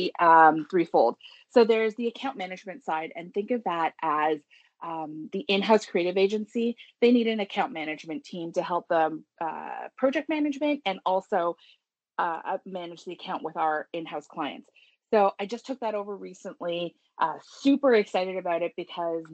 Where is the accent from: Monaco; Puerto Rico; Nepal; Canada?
Canada; Toronto, Ontario; also born or lived in Richmond Hill; I was born in Toronto. I haven't gone very far. I'm still here